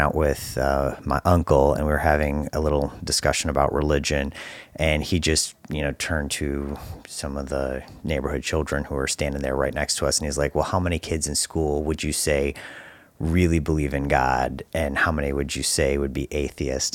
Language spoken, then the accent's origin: English; Detroit, Michigan, United States; I grew up right here in Detroit